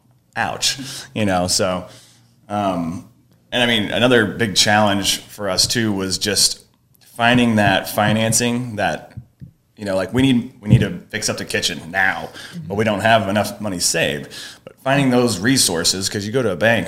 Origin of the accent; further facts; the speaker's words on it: Herrin, Illinois, United States; I grew up in Heron